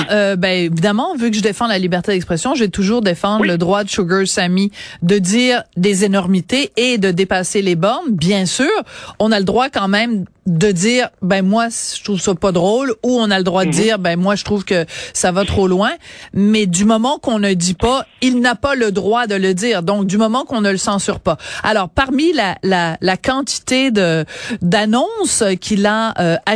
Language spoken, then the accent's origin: French; Quebec, Canada; je suis québécois, je suis canadien, je suis fier de l'être, puis arrêtez de me dire, euh, de me traiter comme si j'étais euh, un étranger